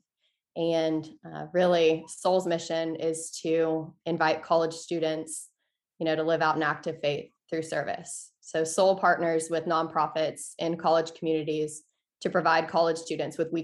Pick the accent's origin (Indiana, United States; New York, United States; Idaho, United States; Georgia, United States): Georgia, United States; Peachtree City; I grew up in Peachtree City, Georgia, just south of Atlanta